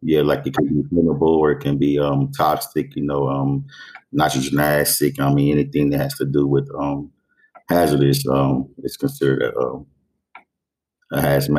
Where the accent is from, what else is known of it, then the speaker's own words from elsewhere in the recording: Dayton, Ohio, United States; 44, just turned 44 years of age. I grew up here in Dayton, Ohio, born and raised.